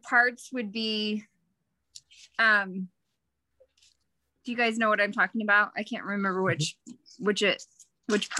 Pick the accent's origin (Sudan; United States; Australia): United States; Utah; now in Texas, United States; I grew up in Utah and now I live in Texas